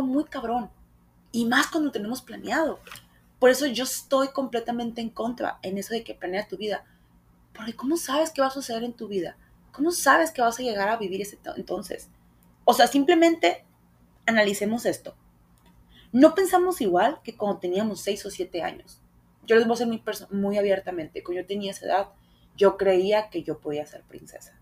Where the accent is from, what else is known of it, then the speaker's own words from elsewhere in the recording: Hermosillo, Sonora, Mexico; quise hacer muchos castings aquí en Hermosillo